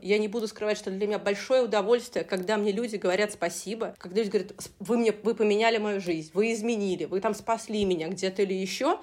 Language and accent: Russian; Saratov, Saratov Oblast, Russia; moved away as an adult; now in Moscow, Russia; я сама не из Москвы, э, небольшого города, ну, такого среднего города России, Саратов есть такой город